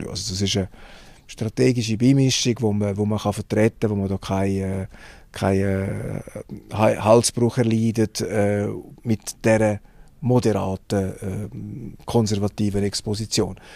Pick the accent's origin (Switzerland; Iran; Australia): Switzerland; wir haben auch Technologie in der Schweiz, selbstverständlich, aber, aber nicht in dieser Form